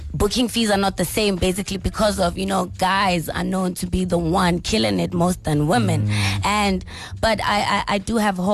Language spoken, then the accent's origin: English; Mahikeng, North West, South Africa; Literally growing up in Mafikeng, that's all you see. You know, the cyphers everywhere, everyone rapping in Tswana. You know, for us, rapping in Tswana, I feel like it's something that we grew up with.